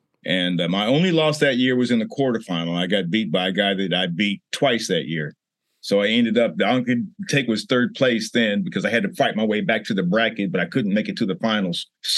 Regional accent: Leavenworth, Kansas, United States; I was born and raised in Kansas, Leavenworth, Kansas at that. And yeah, there's a prison there, but there is a town too.

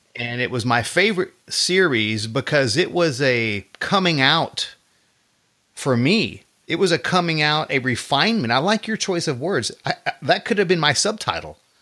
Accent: Texas, United States; I've been here all my life

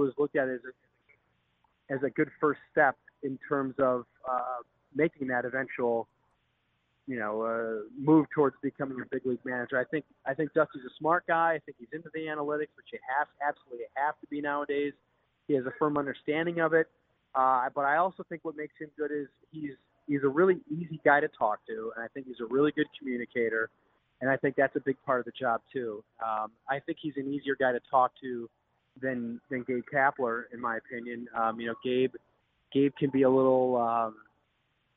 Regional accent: Milwaukee, Wisconsin, United States; I grew up in Milwaukee

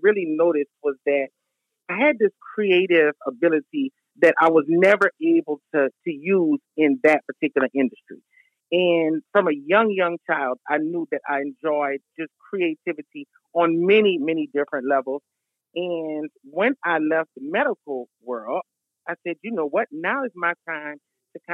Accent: Lafayette, Louisiana, United States; accent: country girl; I'm a native of Lafayette, Louisiana

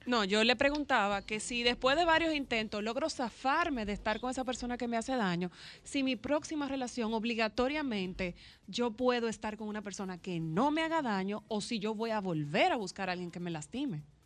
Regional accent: Dominican Republic

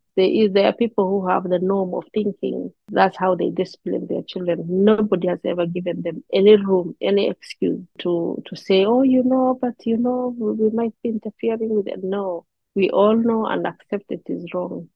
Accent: Kenya; moved away as an adult; now in Canada; I am from Kenya. I have been in Canada for the last four years

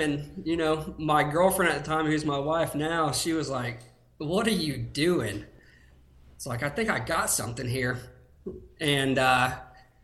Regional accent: Tallahassee, Florida, United States; born and raised in Florida

